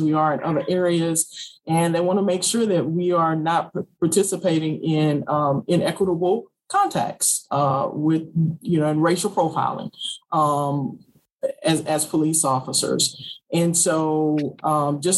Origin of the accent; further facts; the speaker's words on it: Houston, Texas, United States; moved away as an adult; now in Waco, United States; I'm originally from Houston, spent 27 and a half years of my law enforcement career in Houston before I came to the city of Waco about 15 months ago.